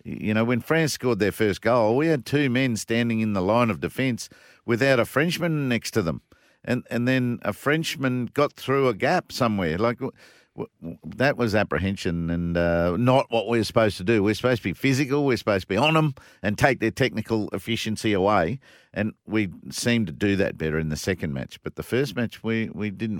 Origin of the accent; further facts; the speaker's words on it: Brisbane, Queensland, Australia; Brisbane, my, my hometown